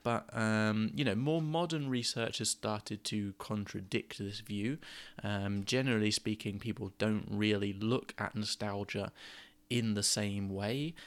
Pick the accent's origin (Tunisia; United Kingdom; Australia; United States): United Kingdom; Gosport, South East England; moved away as an adult; I moved away from Gosport where I grew up when I was sort of nineteen or twenty